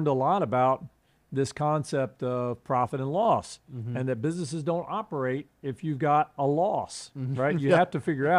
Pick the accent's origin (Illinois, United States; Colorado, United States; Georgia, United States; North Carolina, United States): North Carolina, United States; accent: Southern; now in Hawaii, United States; I've got this Southern accent. I grew up in North Carolina, and I left North Carolina a long time ago, but the accent didn't leave.